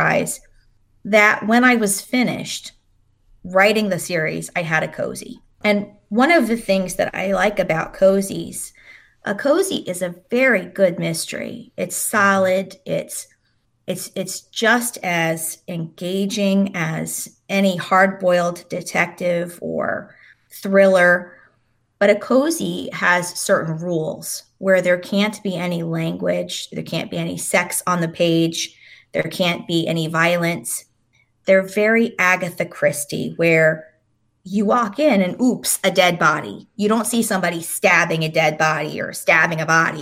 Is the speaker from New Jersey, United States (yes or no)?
yes; New Jersey, United States; moved away as an adult; also born or lived in North Carolina; growing up in South Jersey